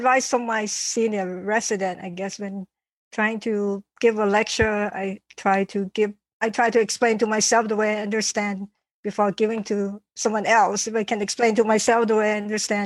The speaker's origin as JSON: {"language": "English", "region": "Bangkok", "country": "Thailand", "tie": "born or raised there", "moved": "as an adult", "lives_now": "Dallas, United States", "said": "I grew up in Thailand, I grew up in Bangkok"}